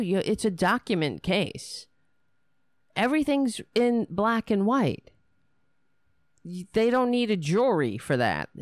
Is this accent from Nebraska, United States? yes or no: no; New York City, New York, United States; accent: New Yorker; I am a New Yorker